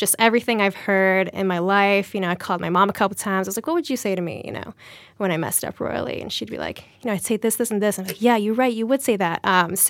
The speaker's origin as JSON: {"language": "English", "town": "Charleston", "region": "South Carolina", "country": "United States", "tie": "born or raised there", "said": "So, you know, I was born in South Carolina, Charleston, South Carolina, and we were the only brown family for miles at the time in the early 90s."}